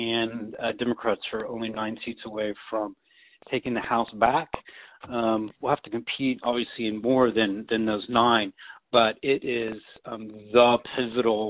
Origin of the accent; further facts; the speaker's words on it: Dallas, Texas, United States; my hometown of Dallas